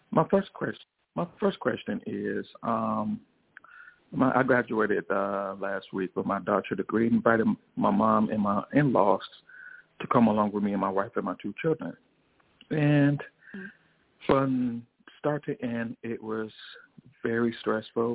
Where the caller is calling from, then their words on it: Chicago, Illinois, United States; I'm calling from Chicago